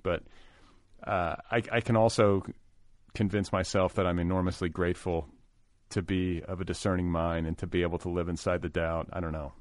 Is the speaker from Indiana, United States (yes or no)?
yes; Indiana, United States; growing up in Indiana